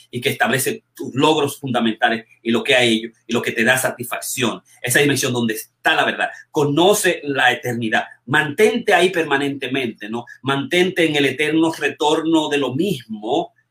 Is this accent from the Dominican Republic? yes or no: yes; Dominican Republic; moved away; yo estoy hoy con los 50 mismos dólares que vine de República Dominicana, con los 60 dólares